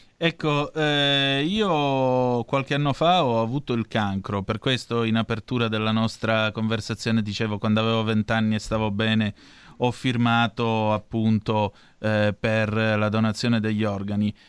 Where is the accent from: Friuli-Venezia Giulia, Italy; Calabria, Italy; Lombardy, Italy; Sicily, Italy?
Calabria, Italy; Vibo Valentia; vengo da Vibo Valencia